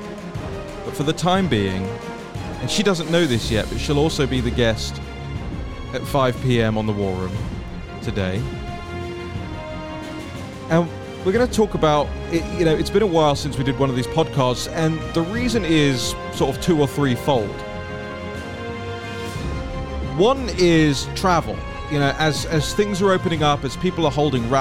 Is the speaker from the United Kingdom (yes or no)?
yes; England, United Kingdom; now in Washington, D.C., United States; I'm so English